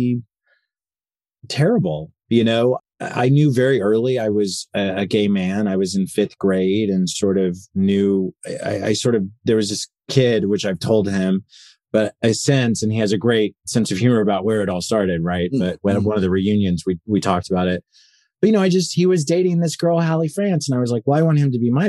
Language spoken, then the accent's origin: English; Enid, Oklahoma, United States; moved away as an adult; I grew up in Enid, Oklahoma, which is about 2 hours west of Tulsa, Oklahoma